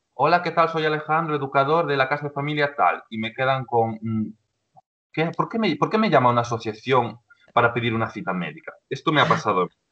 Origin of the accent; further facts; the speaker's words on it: Ponteceso, Galicia, Spain; yo soy ya un hombre, de 26 años que soy de Ponteceso, ¿vale? De un pueblo de, de A Coruña. Entonces, cuando me fui del pueblo, sobre los 16 años